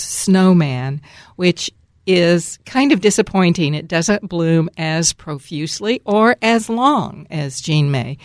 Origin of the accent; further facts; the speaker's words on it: Dallas, Texas, United States; also born or lived in Atlanta, Georgia; now in Seattle area, United States; I'm from Dallas, Texas, but I lived most of my adult life in Atlanta